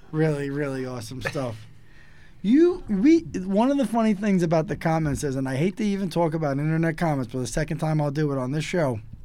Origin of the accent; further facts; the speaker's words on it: New York City, New York, United States; me kind of growing up in New York City